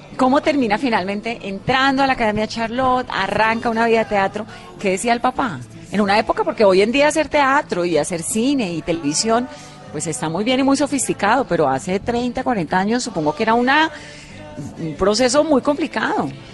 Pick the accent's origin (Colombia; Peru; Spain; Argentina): Colombia; Valle del Cauca; soy vallecaucana